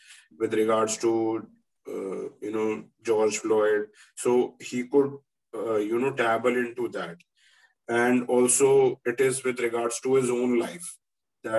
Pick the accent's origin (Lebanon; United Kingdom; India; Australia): India; we are here from India